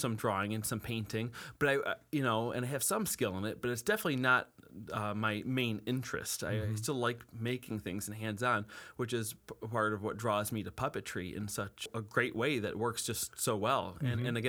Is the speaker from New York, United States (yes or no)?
yes; Buffalo, New York, United States; also born or lived in Cheektowaga / Williamsville; Just born and raised right here in Buffalo.